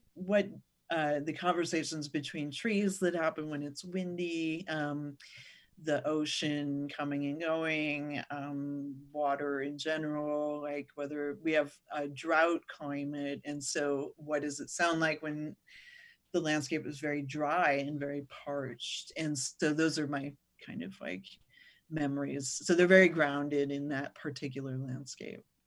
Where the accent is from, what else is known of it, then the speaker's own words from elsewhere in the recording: Northern California, United States; I was born and raised in Northern California, where I still live